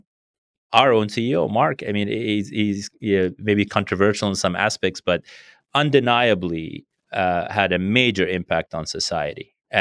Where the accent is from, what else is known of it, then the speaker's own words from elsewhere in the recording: Brazil; born there; And then I was born in Brazil.